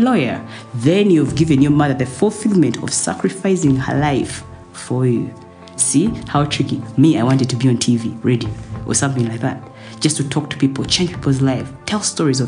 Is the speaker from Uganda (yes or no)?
yes; Uganda; moved away as an adult; also born or lived in Dubai